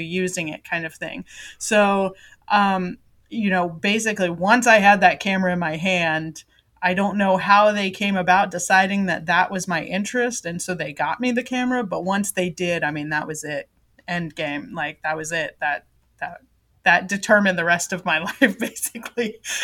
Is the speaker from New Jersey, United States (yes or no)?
no; Florida, United States; moved away; also born or lived in Japan; when I was growing up in Florida